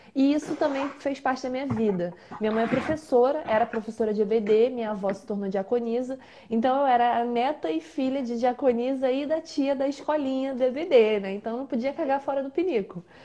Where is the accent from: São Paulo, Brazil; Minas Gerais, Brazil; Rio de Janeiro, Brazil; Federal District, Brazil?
Rio de Janeiro, Brazil; Baixada Fluminense; que sou da Baixada Fluminense